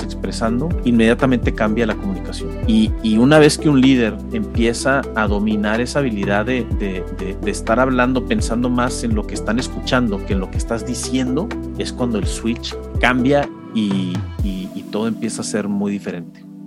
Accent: Mexico; como mexicano

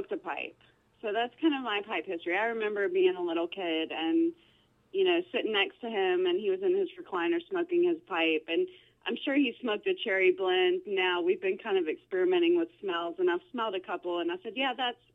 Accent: Greensburg Springs, Louisiana, United States; I live in a little town called Greenville Springs, which is just north of Baton Rouge, Louisiana. And I actually live now less than 2 miles from the house I grew up

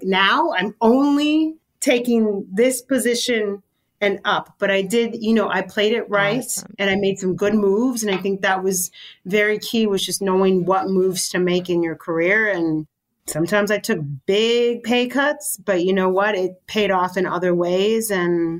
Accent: California, United States; now in New York, United States; Growing up in California, I think there was definitely a lot more Mexican chefs

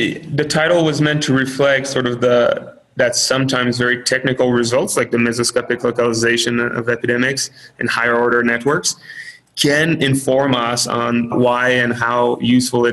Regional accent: Canada; now in United States; I'm Canadian

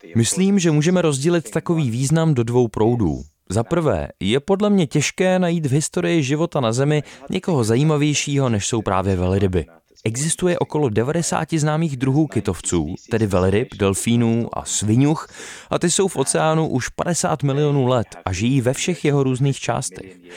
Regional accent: England, United Kingdom; v Anglii máme spoustu přízvuků

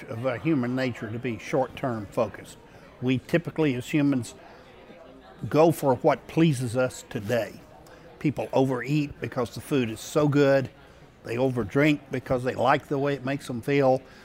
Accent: Shreveport, Louisiana, United States; I grew up in Shreveport, Louisiana

